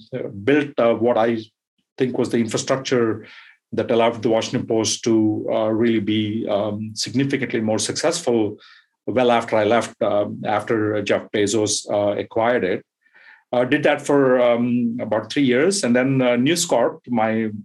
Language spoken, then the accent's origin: English; India; moved away as an adult; also born or lived in Bloomington, Indiana, United States / Dayton, Ohio, United States / Manhattan, New York, United States / Brussels, Belgium; As you can tell from my accent and from my name, I am from India. I spent the first 20 years of my life there and then moved to the U.S.